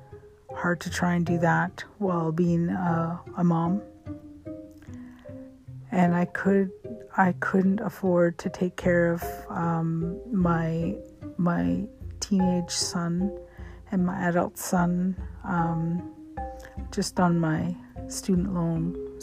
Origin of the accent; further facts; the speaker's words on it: India; now in Canada; But being an Indian, I could have quit. I could have quit and dropped that course. But I've accepted so many challenges through this degree that I just was a stubborn Indian, and I enjoyed the learning Canadian legal systems